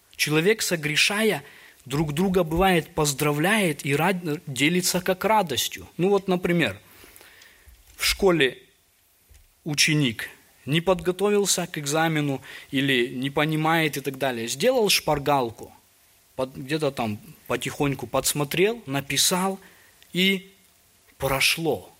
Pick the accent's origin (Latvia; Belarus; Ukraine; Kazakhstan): Kazakhstan; Almaty; Я вот родом из Алматы, у нас были горы там рядом